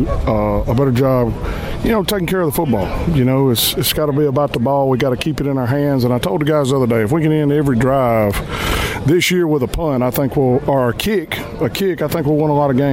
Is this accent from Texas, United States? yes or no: no; Amory, Mississippi, United States; I'm from Amory, so it's great to be back in the home state. It's really great to be back around people that talk like I do.